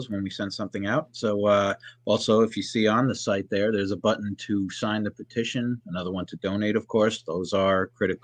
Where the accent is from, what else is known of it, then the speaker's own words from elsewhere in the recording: Bergen County, New Jersey, United States; also born or lived in Union County, New Jersey / Bridgewater, New Jersey; lifelong New Jersey resident. I grew up in Bergen County